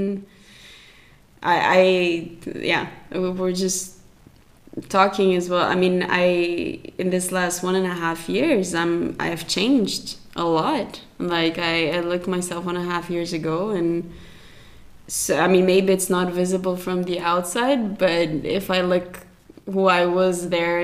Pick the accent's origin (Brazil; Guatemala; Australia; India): Brazil; moved away as an adult; also born or lived in Zurich, Switzerland; I grew up in Brazil and I've been in Switzerland for 12 years now